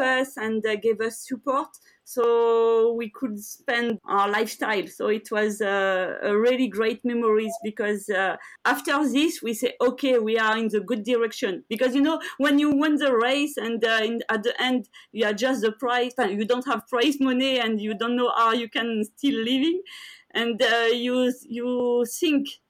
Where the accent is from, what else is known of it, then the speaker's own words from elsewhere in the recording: France; I grew up in France